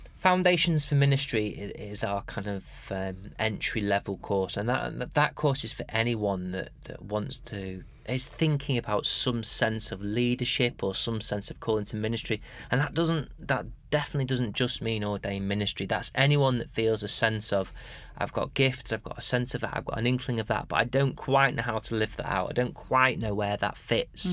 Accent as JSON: {"language": "English", "country": "United Kingdom", "said": "being British and particularly being Anglican"}